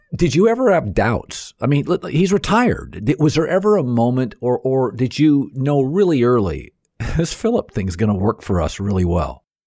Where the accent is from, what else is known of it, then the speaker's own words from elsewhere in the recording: Seattle, Washington, United States; I grew up in Seattle